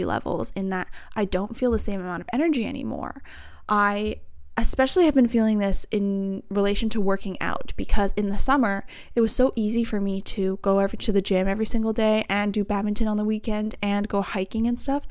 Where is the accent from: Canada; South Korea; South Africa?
Canada; Vancouver, British Columbia; all from the same area, we're all from Vancouver